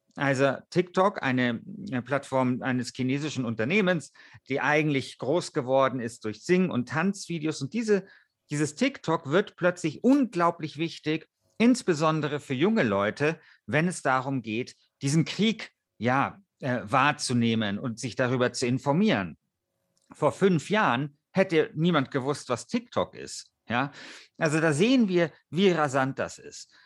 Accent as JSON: {"language": "German", "country": "Germany", "said": "bei uns in Deutschland"}